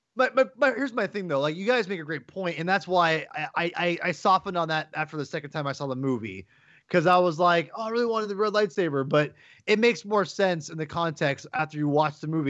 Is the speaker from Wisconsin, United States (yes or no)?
no; Kirkland, Washington, United States; now in Seattle, United States; I was born in Kirkland, Washington, but I, I live in Seattle, Washington, and I consider myself a Seattleite